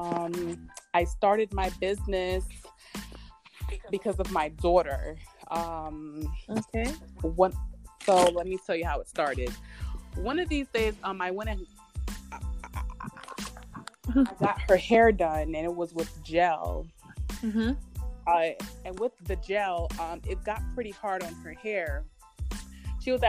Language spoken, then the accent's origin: English; Haiti; now in United States; I'm from Haiti